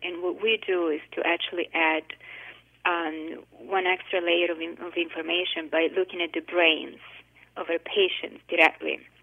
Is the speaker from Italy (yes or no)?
yes; Italy; now in United States; I grew up in Italy